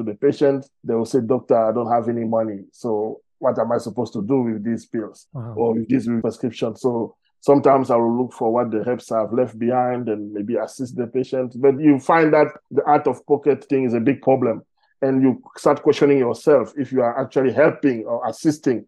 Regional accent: Cameroon; accent: French; English is a second language; now in South Africa; As you can hear from my accent, I speak French. I'm from a country called Cameroon.

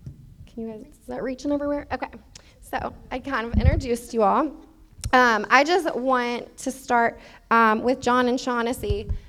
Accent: Louisville, Kentucky, United States; I'm from Louisville. I'm from the city.

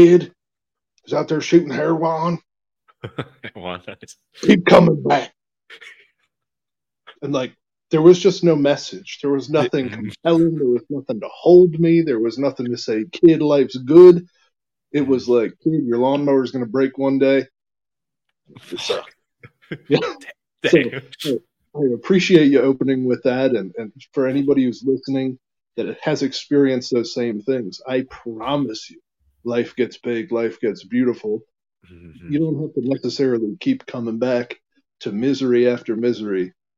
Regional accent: Emmaus, Pennsylvania, United States; my hometown of Emmaus, Pennsylvania, which is just a little tiny town south of Allentown

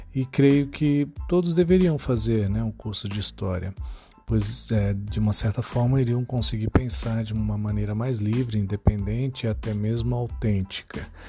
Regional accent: São Paulo, Brazil; now in Santana do Livramento, Brazil; eu moro na cidade de Livramento, é, mas eu nasci em São Paulo

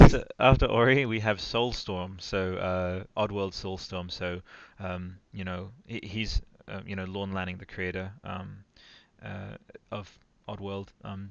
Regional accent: Italy; It's like it's like you guys again, deep cut for Italy, growing up in Italy, but you guys remember Albero Azzurro?

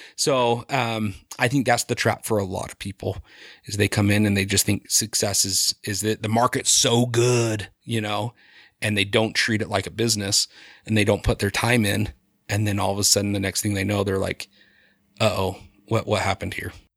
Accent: Sandy, Utah, United States; also born or lived in Colorado; I grew up in Sandy, right below Altuve Hospital

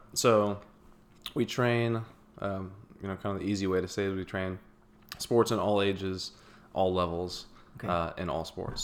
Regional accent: Houston, Texas, United States; also born or lived in Waco; I grew up in the Houston area

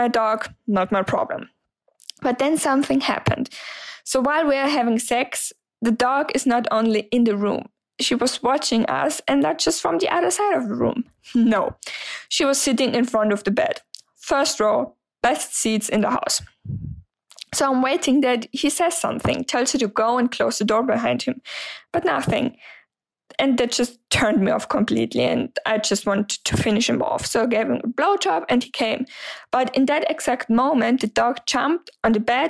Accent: Germany; English is a second language; I'm 26 years old and I'm from Germany, so sorry for the accent

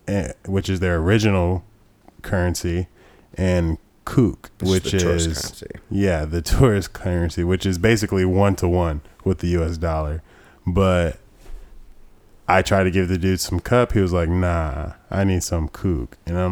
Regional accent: United States; as an American you're pre-wired to assume that anyone that's being nice to you is obviously trying to like rip you off or set you up for something bad.

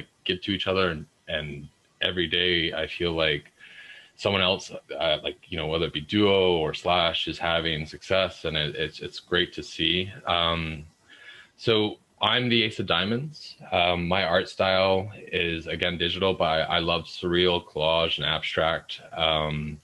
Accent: Vancouver, British Columbia, Canada; I'm from Vancouver, BC

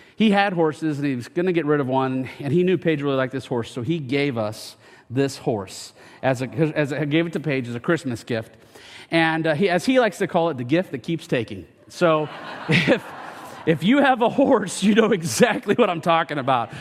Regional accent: United States; I am from Franklin County, born and raised in Franklin County

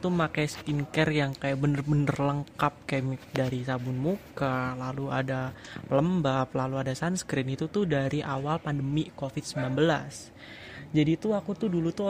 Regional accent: Klaten, Central Java, Indonesia; dan aku nih bestinya Tirta Besti nggak tuh? Hmm, aku asal dari Klaten Jawa Tengah.

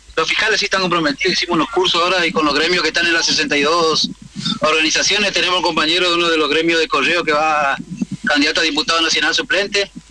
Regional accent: Corrientes, Argentina; now in Chaco, Argentina; Yo nací, yo, nací, en Corriente, pero hace 16 años que tiene el Chaco.

